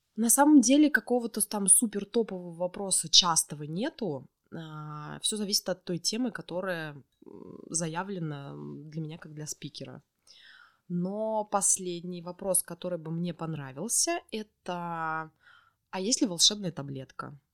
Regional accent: Orenburg, Orenburg Oblast, Russia; moved away as an adult; now in Yekaterinburg, Russia; я родом из Оренбурга

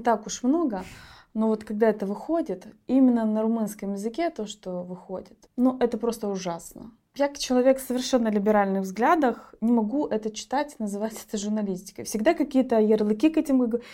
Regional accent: Gagauzia, Moldova; я из Гагаузи, у меня не было никакой среды

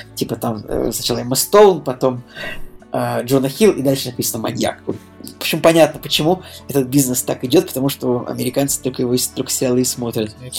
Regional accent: Russia; мы из России

